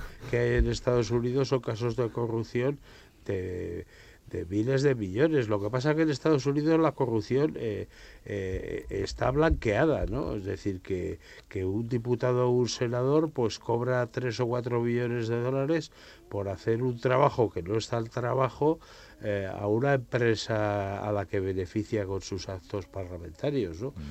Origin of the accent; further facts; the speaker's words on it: Burgos, Castile and León, Spain; yo soy de Burgos